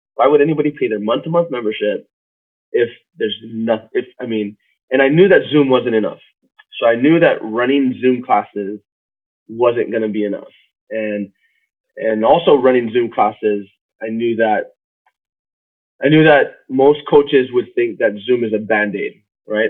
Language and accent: English; Waimea, Hawaii, United States; moved away as an adult; now in Austin, United States; I was born and raised in Hawaii, on the Big Island of Hawaii, in, in the Waimea